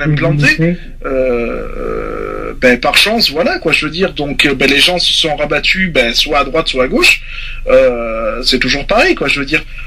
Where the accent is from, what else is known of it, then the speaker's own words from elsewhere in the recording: France; en tant que français et père de famille